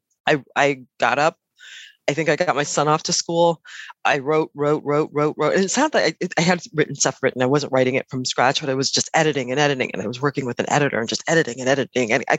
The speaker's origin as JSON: {"language": "English", "town": "Chicago", "region": "Illinois", "country": "United States", "moved": "yes", "lives_now": "New York, United States", "said": "I'm originally from Chicago, now live in New York"}